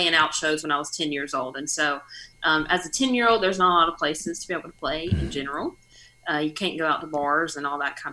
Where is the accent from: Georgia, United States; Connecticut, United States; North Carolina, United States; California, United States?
North Carolina, United States; moved away as an adult; also born or lived in Nashville; the closest live music scene that we have to my hometown is Raleigh, which is an hour away